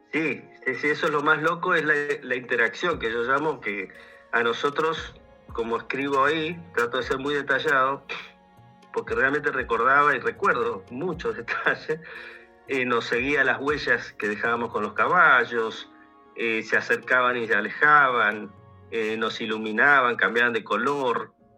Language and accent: Spanish; Buenos Aires, Argentina; moved away as an adult; now in Mendoza, Argentina; soy oriundo de Buenos Aires, pero vivo hace casi 20 años en Mendoza, en la región de Cuyo, en Argentina